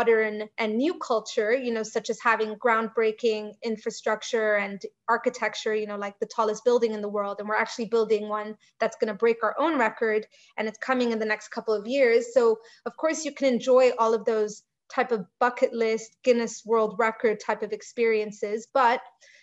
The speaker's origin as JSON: {"language": "English", "region": "Dubai", "country": "United Arab Emirates", "said": "I'm from Dubai"}